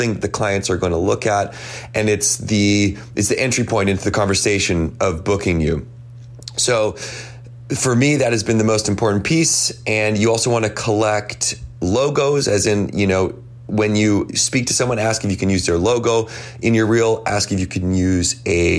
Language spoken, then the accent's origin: English; Victoria, British Columbia, Canada; I'm from Victoria, BC in Canada.